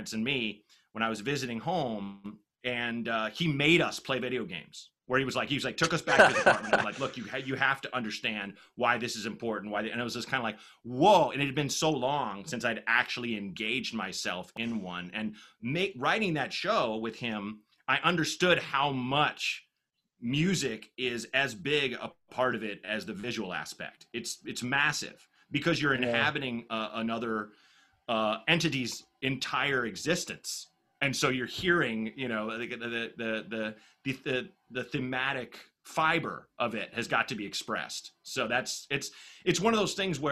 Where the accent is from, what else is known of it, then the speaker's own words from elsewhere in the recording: Portland, Oregon, United States; I was growing up in Portland, Oregon